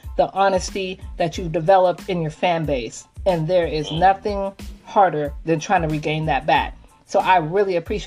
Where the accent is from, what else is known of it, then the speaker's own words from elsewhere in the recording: Seattle, Washington, United States; I'm from Seattle, Washington